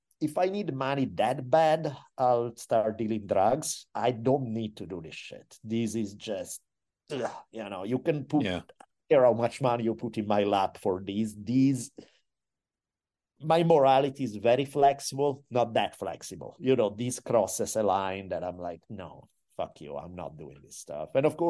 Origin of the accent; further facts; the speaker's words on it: Italy; And again, I'm from Italy.